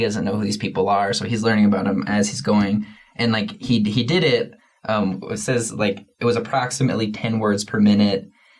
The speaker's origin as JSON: {"language": "English", "region": "Oregon", "country": "United States", "said": "I'm from Oregon."}